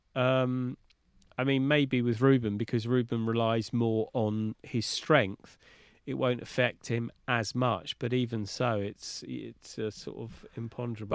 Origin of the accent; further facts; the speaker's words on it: London, United Kingdom; as a Londoner